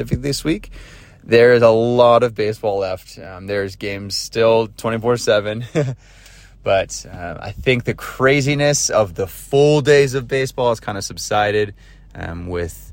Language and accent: English; United States; I'm American